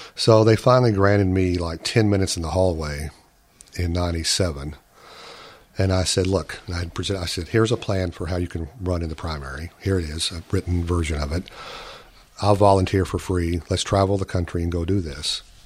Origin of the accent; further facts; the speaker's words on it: Texas, United States; being a Texan